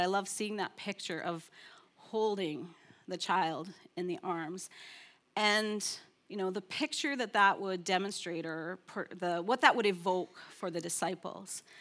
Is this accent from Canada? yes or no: yes; Canada; I'm from Canada